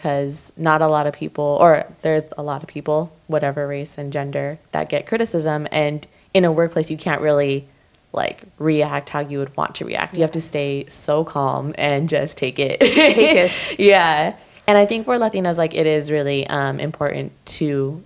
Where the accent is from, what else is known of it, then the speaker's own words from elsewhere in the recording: Orange County, California, United States; growing up in Orange County